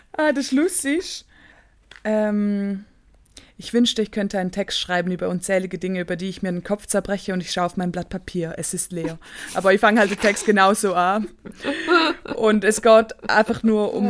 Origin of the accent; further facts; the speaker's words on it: Staad, St. Gallen, Switzerland; ich bin in Stad aufgewachsen. Das ist ein Dorf